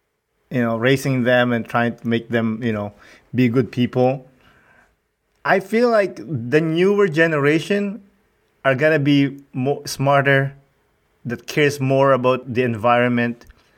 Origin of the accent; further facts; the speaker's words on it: Rizal, Philippines; moved away; I grew up in Rizal, close to Manila, about 2 hours, let's say. But I grew up poor, so we didn't have running water.